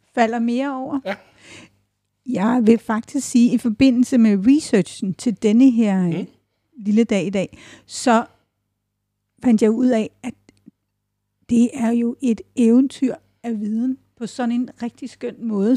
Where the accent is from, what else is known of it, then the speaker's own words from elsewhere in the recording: Odense, Southern Denmark, Denmark; den by, jeg er født